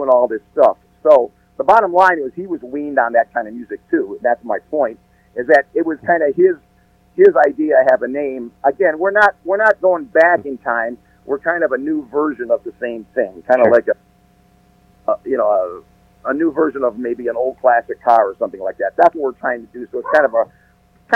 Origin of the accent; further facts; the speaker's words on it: Detroit, Michigan, United States; I'm from Detroit